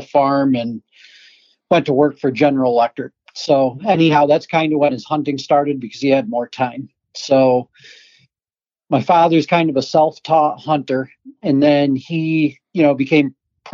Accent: Adirondack Park, New York, United States; I grew up in big woods because I'm from a mountainous area. I'm from the Adirondack Park

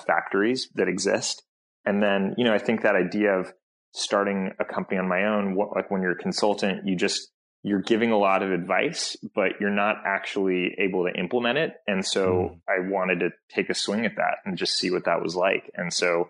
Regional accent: Bay Area, California, United States; I grew up in the Bay Area

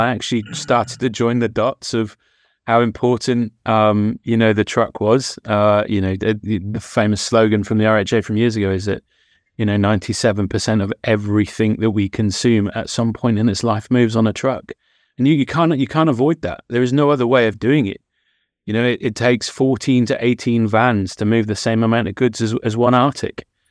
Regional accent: West Country, South West England, United Kingdom; I'm from the West Country

